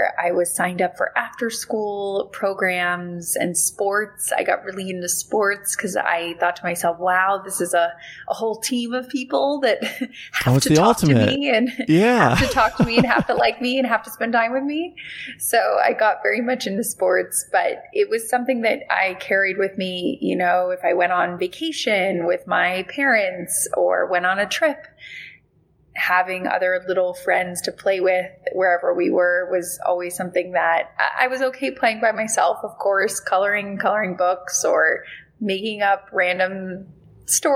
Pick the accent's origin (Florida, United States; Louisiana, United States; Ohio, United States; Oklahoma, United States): Florida, United States; West Palm Beach; I grew up in West Palm Beach